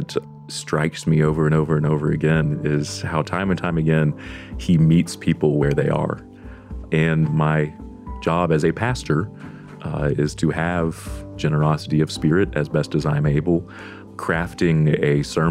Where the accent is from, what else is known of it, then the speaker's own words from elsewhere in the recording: Deep South, United States; I am from the Deep South